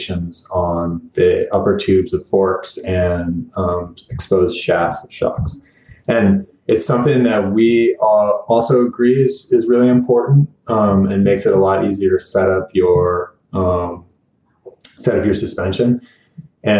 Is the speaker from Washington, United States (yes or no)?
yes; Bellingham, Washington, United States; moved away as an adult; also born or lived in Colorado Springs, Colorado; I needed to move back to my hometown of Bellingham, Washington